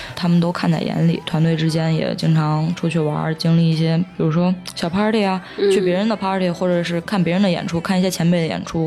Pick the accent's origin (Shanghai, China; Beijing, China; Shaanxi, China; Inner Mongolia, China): Shaanxi, China; Xi'an; 我也是西安人嘛